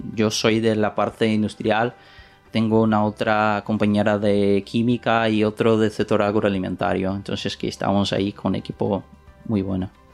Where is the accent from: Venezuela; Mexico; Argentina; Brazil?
Brazil; Spanish is a second language; moved away as an adult; now in Valencia, Spain; yo no soy español, yo soy brasileño y vení de Brasil hace nueve meses